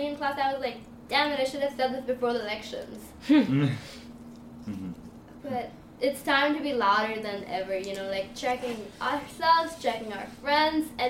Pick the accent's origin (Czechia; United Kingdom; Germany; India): India; moved away; I'm from India.